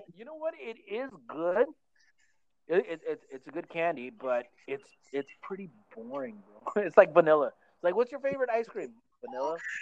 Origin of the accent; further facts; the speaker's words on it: Oxnard, California, United States; also born or lived in Santa Paula, California; me and Mark, we, we, were born and raised in Oxnard